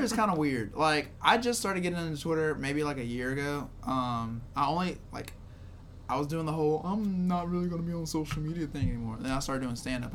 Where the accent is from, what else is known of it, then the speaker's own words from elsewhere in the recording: Shreveport, Louisiana, United States; I'm from Shreveport